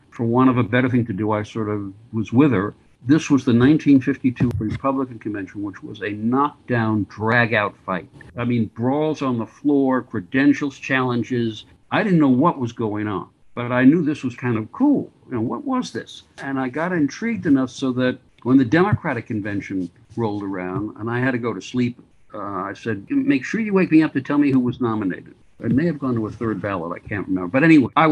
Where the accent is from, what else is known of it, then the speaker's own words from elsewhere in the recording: New York City, New York, United States; I grew up on the Upper West Side of New York